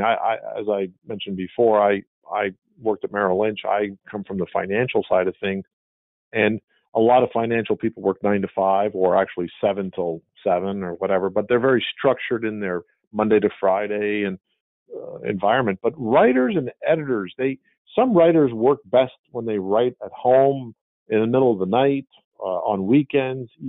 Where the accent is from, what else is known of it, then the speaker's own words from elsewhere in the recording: Montreal, Quebec, Canada; moved away as an adult; also born or lived in Dublin, California; I grew up in Montreal